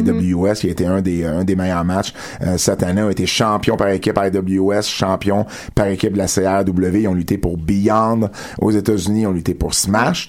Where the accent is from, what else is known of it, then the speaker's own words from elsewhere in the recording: Montreal, Quebec, Canada; je viens de Montréal